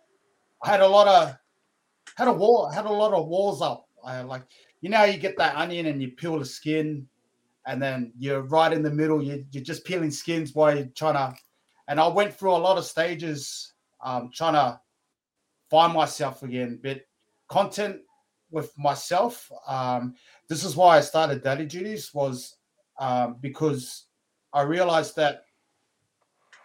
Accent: Brisbane, Queensland, Australia; also born or lived in Lower Hutt, Wellington, New Zealand; growing up in Brisbane, it was tough, but I call it home

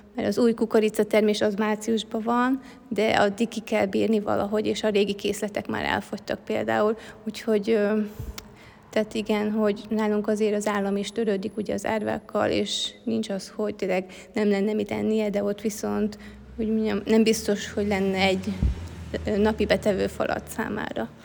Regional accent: Hungary; moved away as an adult; now in Africa; én más kultúrában nőhettem föl

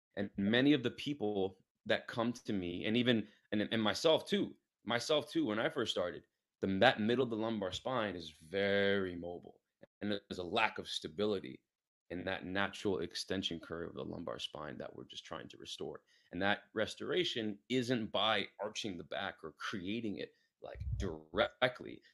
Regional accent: New York City, New York, United States; moved away as an adult; also born or lived in Pittsburgh; now in San Diego, United States; I'm from New York City, born and raised in Queens.

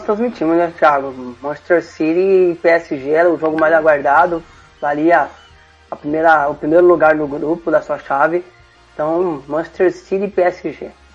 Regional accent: Brazil; a gente como brasileiro

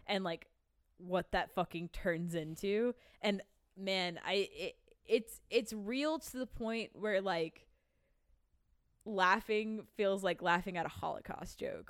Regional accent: Boston, Massachusetts, United States; I was raised in Boston

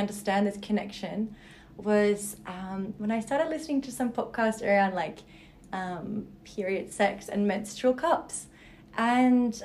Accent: Berlin, Germany; now in Sydney, Australia; I live in the beautiful Sydney beaches, but I was actually born and raised in Berlin.

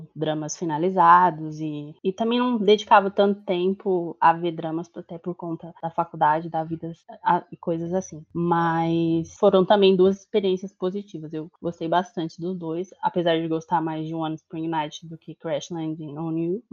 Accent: São Paulo, Brazil; eu sou de São Paulo

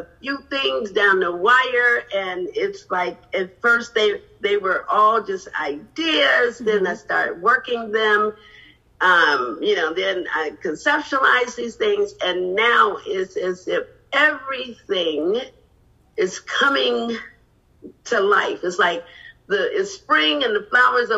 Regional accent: Chicago, Illinois, United States; moved away as an adult; now in Los Angeles, United States; I'm originally from Chicago, but I've been living in the greater Los Angeles area for the past 15 years.

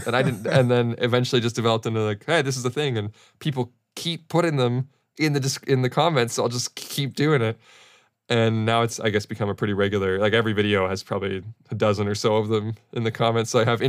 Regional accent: Australia; accent: Australian; I think it was another Australian thing because they liked my Australian accent.

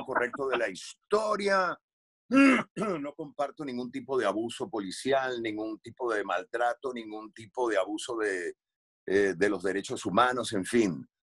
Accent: Venezuela; moved away as an adult; yo me fui de Venezuela hace 18 años

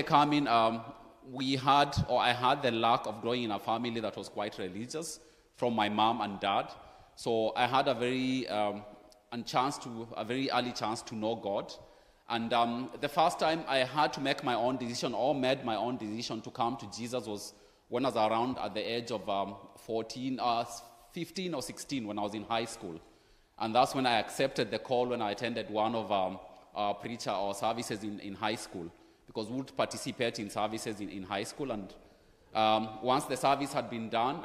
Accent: Kenya; now in Frankfurt, Germany; I'm originally from Kenya.

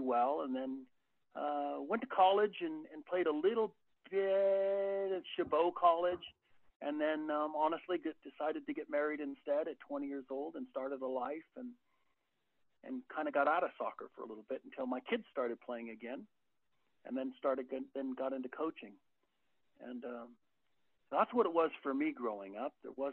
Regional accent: San Lorenzo, California, United States; The town I grew up in, San Lorenzo, is about 30,000

